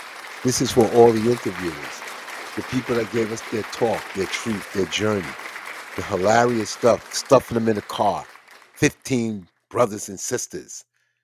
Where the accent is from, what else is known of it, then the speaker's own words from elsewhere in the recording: New York, United States; New York, big time, my hometown